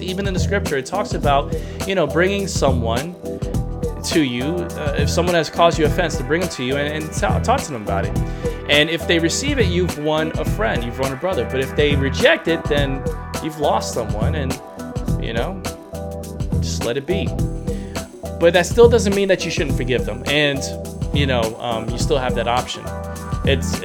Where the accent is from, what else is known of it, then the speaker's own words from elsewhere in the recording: New York, United States; I'm a New Yorker